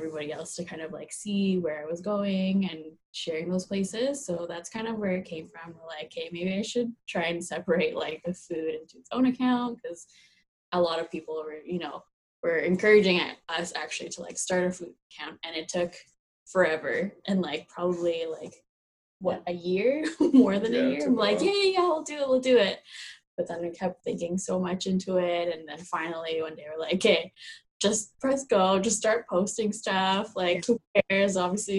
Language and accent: English; Philippines; Yeah, and like you know, like we're both Filipino, we love to eat and cook and host parties